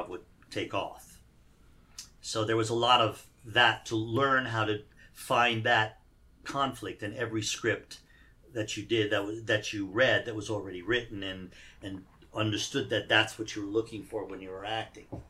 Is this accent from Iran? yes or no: yes; Iran; now in United States; even though I was born here, I grew up in Iran